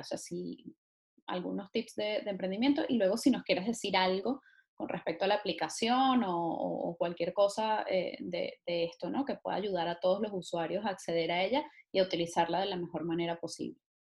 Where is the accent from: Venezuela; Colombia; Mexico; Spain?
Venezuela